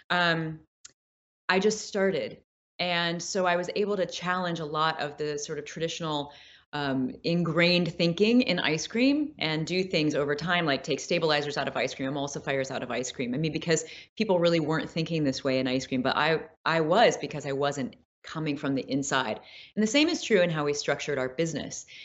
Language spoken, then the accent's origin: English; Midwest, United States; I mean, I grew up with artists in the Midwest, so there's very much a sense of uh, in the Midwest this like uh, creative, absolute creative freedom.